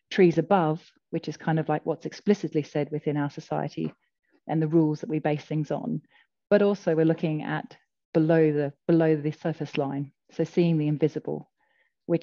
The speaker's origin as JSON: {"language": "English", "country": "Australia", "moved": "yes", "lives_now": "United Kingdom", "said": "I'm Australian"}